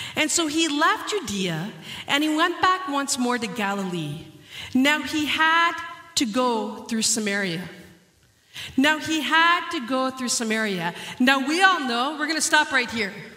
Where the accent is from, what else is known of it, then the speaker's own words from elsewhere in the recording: Canada; moved away; also born or lived in Dominican Republic; growing up in Canada